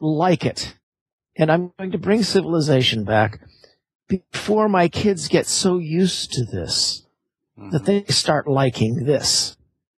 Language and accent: English; Los Angeles, California, United States; I grew up in Los Angeles